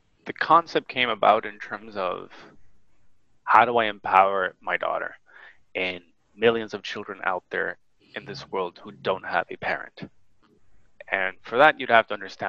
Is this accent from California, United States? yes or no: yes; San Jose, California, United States; moved away as an adult; also born or lived in Japan; I grew up in San Jose, California, heart of the Silicon Valley.